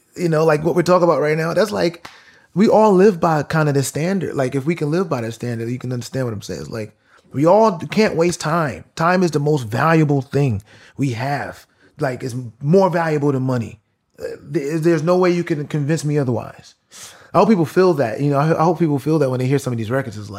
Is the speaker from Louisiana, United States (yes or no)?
no; New York, United States; I'm from New York. So, like, being from New York